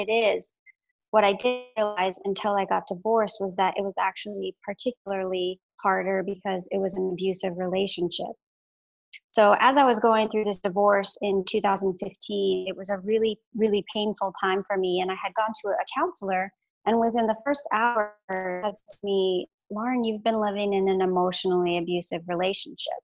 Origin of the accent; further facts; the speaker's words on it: Alaska, United States; also born or lived in Florida; now in Oregon, United States; I grew up in Alaska.